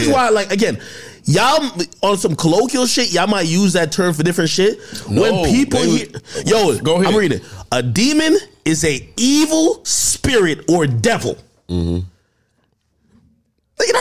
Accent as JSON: {"language": "English", "region": "New Jersey", "country": "United States", "said": "I'm from Jersey"}